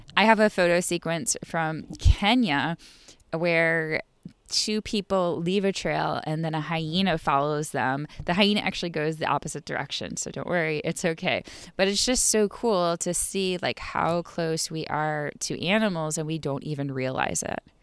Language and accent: English; Buffalo, New York, United States; now in Raleigh, United States; I come from Buffalo, New York